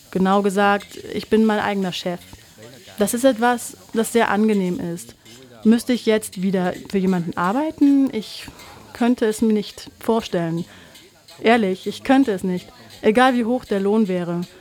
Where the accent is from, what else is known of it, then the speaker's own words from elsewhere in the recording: Vietnam; now in Germany; Wir sind in Vietnam geboren und aufgewachsen. Aber für mich und meine Generation gibt es immer etwas, was uns an die Heimat erinnert, um ehrlich zu sein.